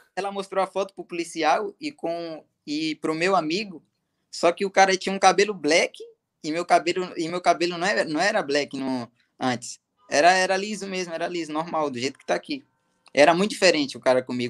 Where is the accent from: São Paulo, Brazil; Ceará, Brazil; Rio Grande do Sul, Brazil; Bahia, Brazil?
Bahia, Brazil; Ibicaraí; moved away; also born or lived in Poções, Bahia; Eu nasci em poções, só que fui criado em Ibicaraí, Bahia